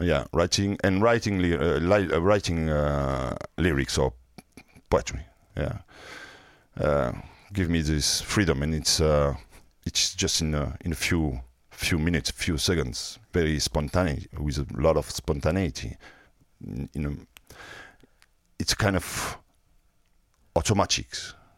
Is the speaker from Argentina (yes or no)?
no; France; accent: French; English is a second language; also born or lived in Marseille; with a French accent